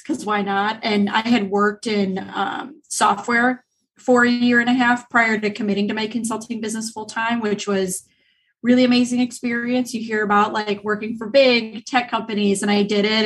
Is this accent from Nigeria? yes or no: no; Illinois, United States; moved away; I'm actually from Illinois originally